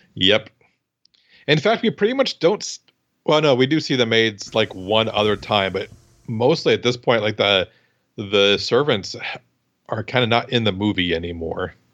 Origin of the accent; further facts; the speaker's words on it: Midwest, United States; I grew up in the Midwest